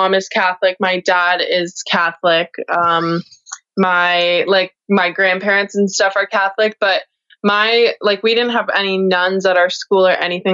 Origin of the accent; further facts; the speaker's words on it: Sudbury, Ontario, Canada; moved away; I moved from Sudbury, Ontario, which is in Northern Ontario.